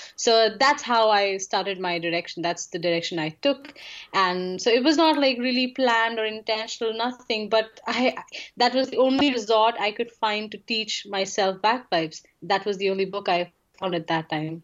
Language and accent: English; India; I'm from India.